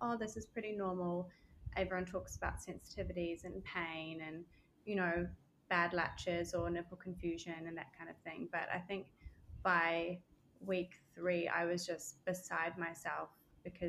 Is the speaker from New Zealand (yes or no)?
yes; New Zealand; moved away as an adult; also born or lived in Australia; now in Barbados; I'm from Australian born, grew up most of my life in New Zealand, and then moved back to Australia